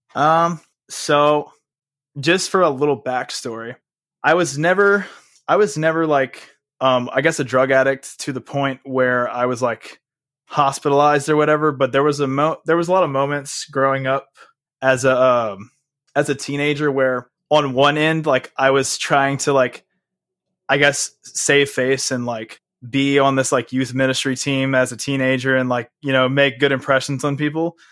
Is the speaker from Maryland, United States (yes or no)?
no; Houma, Louisiana, United States; also born or lived in Texas / California; me and my mom ended up living in a little city called Homa, which is like an hour outside of New Orleans